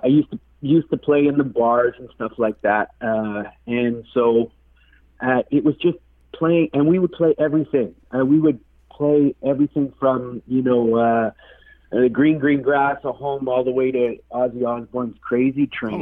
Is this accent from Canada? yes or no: yes; Manitoulin Island, Ontario, Canada; now in Toronto, Canada; Today I'm calling in from Toronto, but originally I'm from the Manitoulin Island up on up in Ontario.